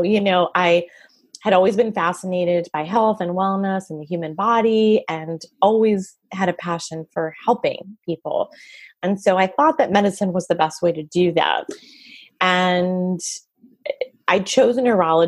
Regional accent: Montreal, Quebec, Canada; now in United States; I'm from Montreal, Canada. So I speak French too. And I just became a citizen last year

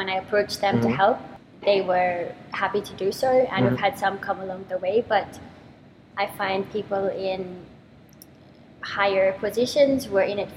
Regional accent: Adelaide, South Australia, Australia; moved away as an adult; now in United Arab Emirates; Growing up in Australia, we always recycled

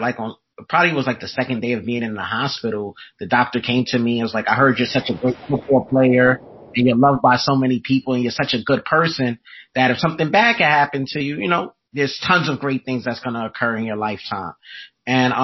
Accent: New York City, New York, United States; I'm from Brooklyn, New York.

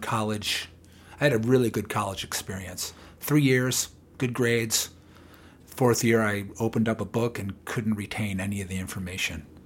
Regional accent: Chicago, Illinois, United States; moved away as an adult; now in Boulder, United States; I'm originally from Chicago

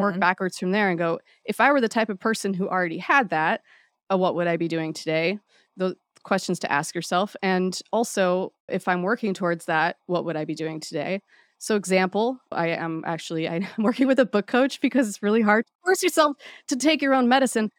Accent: Hawaii, United States; I grew up in Hawaii

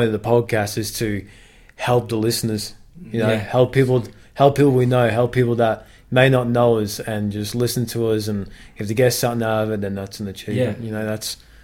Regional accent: England, United Kingdom; now in Australia; I'm English

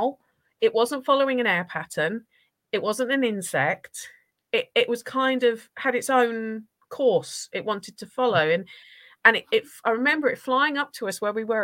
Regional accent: Norfolk, East of England, United Kingdom; also born or lived in Essex; I grew up in Norfolk. I'm from Essex originally. Parents ripped me from Essex at 3 years old and made me move to Norfolk.

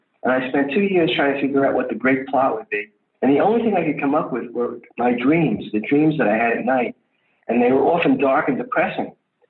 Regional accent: Great Neck, New York, United States; I grew up in Great Neck, Long Island

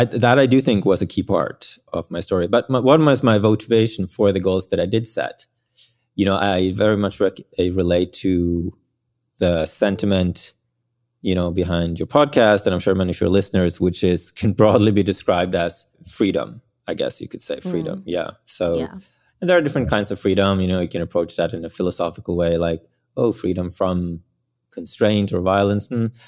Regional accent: Bergen, Vestland, Norway; born there; English is a second language; Yes, I was born in Norway on the west coast, a small town called Bergen.

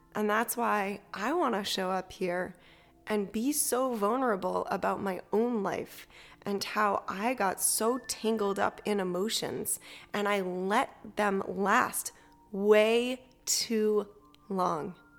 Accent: Massachusetts, United States; also born or lived in Salem, Massachusetts; I grew up in Massachusetts

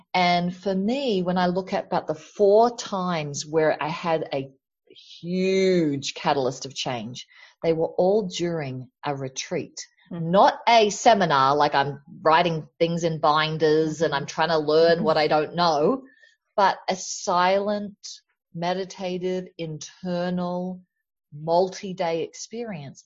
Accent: Australia; now in United States; I grew up in Australia, which has the tall poppy syndrome

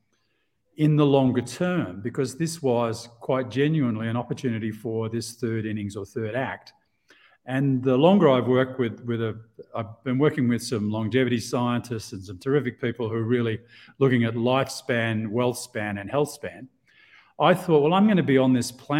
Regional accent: Australia; moved away as an adult; also born or lived in Asia; now in Mexico; out of Australia originally, as you can hear from my strange exotic accent

